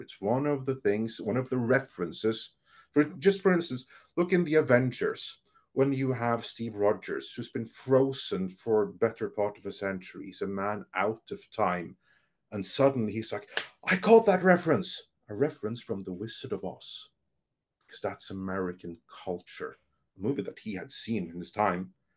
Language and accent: English; Norway; I'm from Norway.